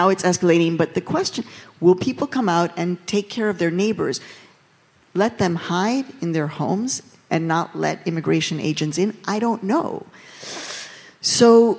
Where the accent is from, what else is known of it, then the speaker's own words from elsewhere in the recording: Chicago, Illinois, United States; also born or lived in Mexico; When I was 6 years old growing up in Hyde Park, right here in Chicago